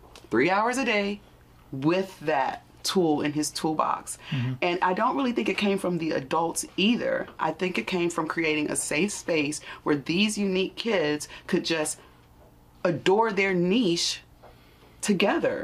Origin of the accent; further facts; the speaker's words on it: Washington, District of Columbia, United States; we are Black people from Washington, D.C.